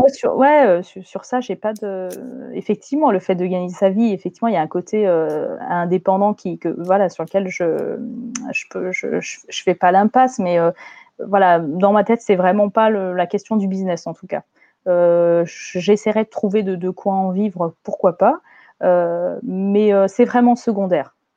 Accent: France; moi, je suis née en France, j'ai une culture française.

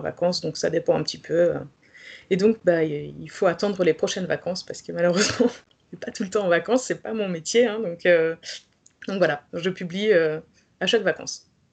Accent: Pays de la Loire, France; moved away as an adult; also born or lived in Belgium; je suis née en Loire-Atlantique.

